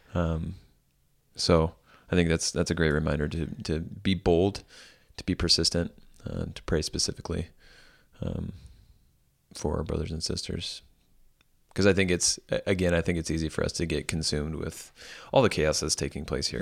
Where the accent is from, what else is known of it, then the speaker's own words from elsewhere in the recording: United States; as American Christians